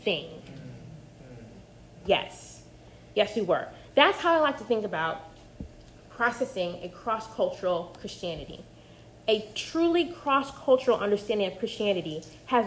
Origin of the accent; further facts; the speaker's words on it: Missouri, United States; accent: flat Midwestern; moved away as an adult; also born or lived in Carolina / the South; I grew up in the Midwest, in Missouri, and I went to Carolina for undergrad